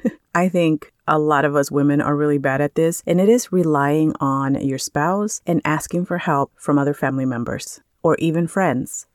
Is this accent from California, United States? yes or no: yes; California, United States; moved away; I come from California